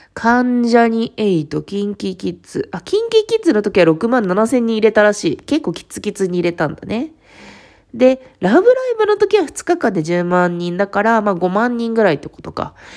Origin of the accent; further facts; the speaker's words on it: Fukuoka, Japan; 私そう、地元が福岡なんですけど